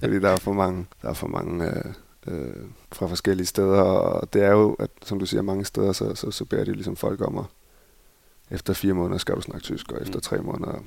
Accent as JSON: {"language": "Danish", "town": "Copenhagen", "region": "Capital Region of Denmark", "country": "Denmark", "also_born_or_lived": "Barcelona, Spain", "moved": "as an adult", "lives_now": "Berlin, Germany", "said": "derhjemme i København"}